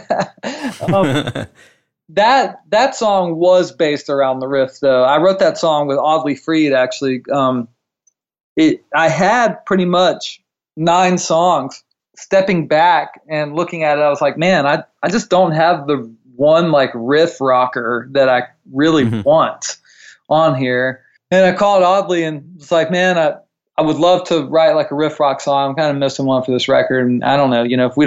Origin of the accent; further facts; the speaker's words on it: North Myrtle Beach, South Carolina, United States; also born or lived in Charlotte, North Carolina; now in Nashville, United States; I grew up in North Myrtle Beach